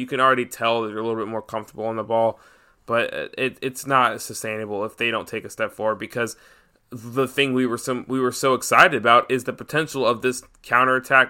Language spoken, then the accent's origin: English; Atlanta, Georgia, United States; I'm from Atlanta